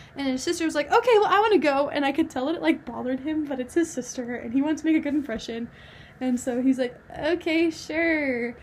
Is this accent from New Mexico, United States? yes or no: yes; New Mexico, United States; moved away; I'm originally from New Mexico